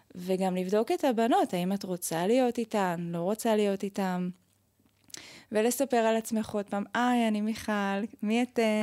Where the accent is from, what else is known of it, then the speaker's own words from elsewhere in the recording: Bnei Brak, Tel Aviv District, Israel; moved away as an adult; now in Jerusalem, Israel; במקור אני מבני ברק